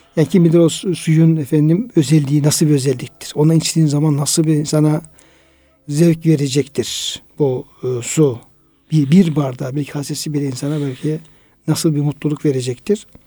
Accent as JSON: {"language": "Turkish", "country": "Turkey", "tie": "born or raised there", "said": "bizim köyde hocam, e, Irmak Yanı köyünde işte Çoruh oradan geçtiği için ee, bizim evlerimizin olduğu yerler"}